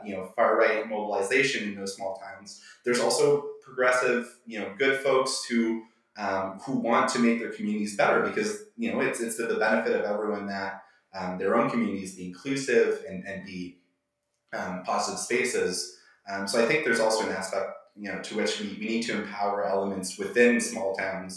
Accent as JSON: {"language": "English", "region": "Quebec", "country": "Canada", "said": "I'm from a relatively small town myself, and I'm obviously from Quebec."}